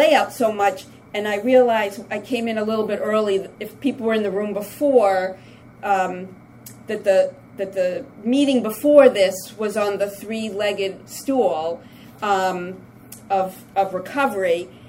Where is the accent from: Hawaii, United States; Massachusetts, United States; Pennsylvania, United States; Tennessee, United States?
Massachusetts, United States; the trip coming up here, I'm from Massachusetts, and, you know, coming up, I was thinking, what a joy.